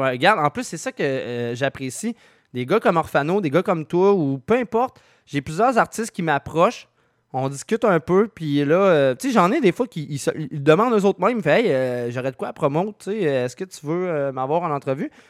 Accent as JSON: {"language": "French", "region": "Quebec", "country": "Canada", "said": "je viens de Québec"}